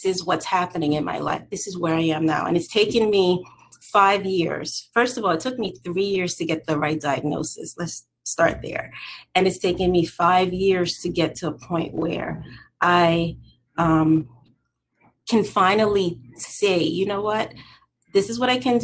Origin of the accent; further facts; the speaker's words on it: New York City, New York, United States; I am from New York City